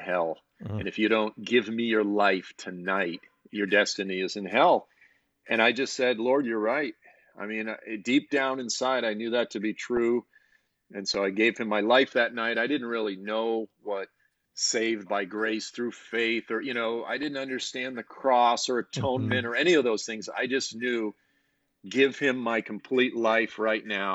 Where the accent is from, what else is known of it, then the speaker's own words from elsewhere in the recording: South Shore of Massachusetts, United States; I grew up on the South Shore of Massachusetts, just sort of south of Boston